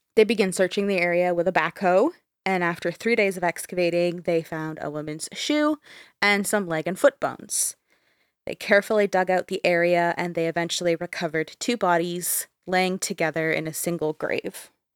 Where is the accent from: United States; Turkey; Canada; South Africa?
Canada; we're both Canadian